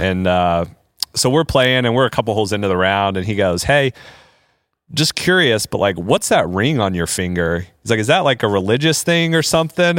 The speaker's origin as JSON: {"language": "English", "region": "Indiana", "country": "United States", "tie": "born or raised there", "said": "I grew up in Indiana"}